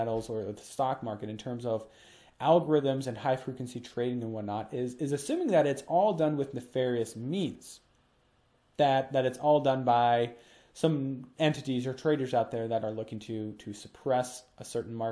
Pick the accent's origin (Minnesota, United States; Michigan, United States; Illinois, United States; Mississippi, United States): Minnesota, United States; Minnesota, my home state